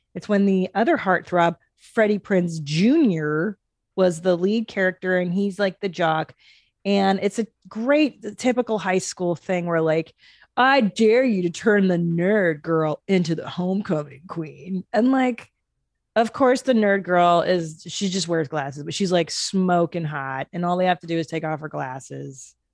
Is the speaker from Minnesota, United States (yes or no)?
no; Los Angeles, California, United States; some other places I frequented as a child growing up in the San Fernando Valley